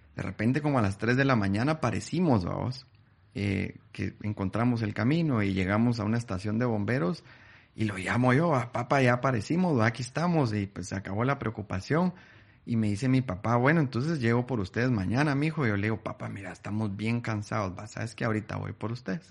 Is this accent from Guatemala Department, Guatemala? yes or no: yes; Guatemala City, Guatemala Department, Guatemala; yo nací en, en Guate